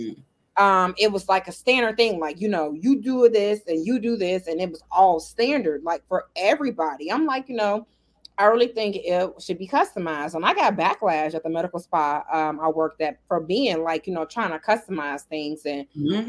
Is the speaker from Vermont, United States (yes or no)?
no; Chicago, Illinois, United States; moved away as an adult; now in Las Vegas, United States; Originally born and raised in Chicago, Illinois